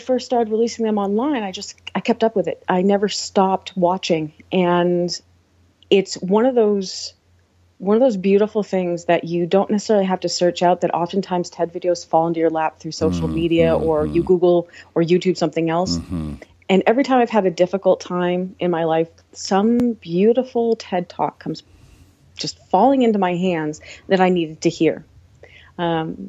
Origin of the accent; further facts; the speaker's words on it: Deerfield, New Hampshire, United States; also born or lived in Boston; now in Trondheim, Norway; I'm from a teeny town in New Hampshire, America, but my family is from Boston, so when people ask, I say Boston, because that's easier to find than Deerfield, New Hampshire.